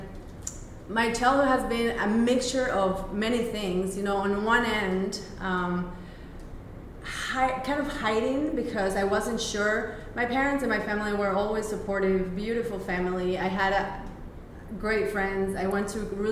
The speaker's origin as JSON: {"language": "English", "country": "Bolivia", "tie": "born or raised there", "said": "I was born and raised in Bolivia, in South America."}